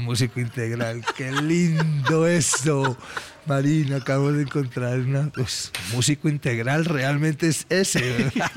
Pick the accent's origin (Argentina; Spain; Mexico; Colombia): Colombia; como buenos colombianos